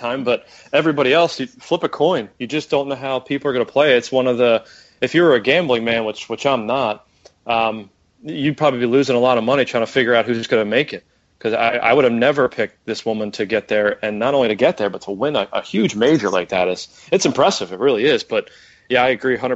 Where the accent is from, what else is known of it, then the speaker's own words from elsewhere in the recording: United States; I'm American